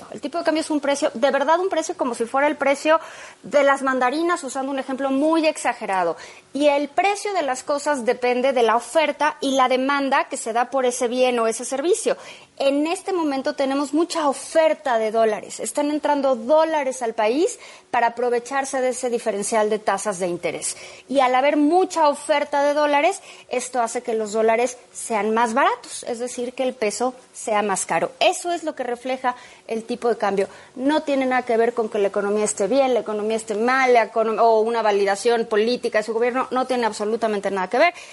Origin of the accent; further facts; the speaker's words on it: Mexico; Y así como los mexicanos tenemos acceso a esos instrumentos, pues también los extranjeros, Carlos.